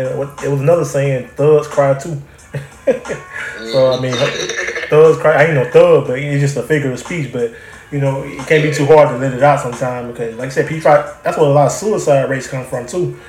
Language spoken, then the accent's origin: English; Troy, Alabama, United States; moved away; back home. I'm from Troy, Alabama